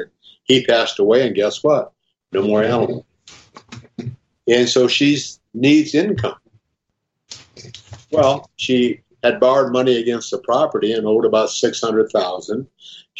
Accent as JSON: {"language": "English", "town": "Omaha", "region": "Nebraska", "country": "United States", "said": "Yeah, I'm from Omaha, and I guess I learned this from my dad a long time ago, that people can lie, but numbers don't."}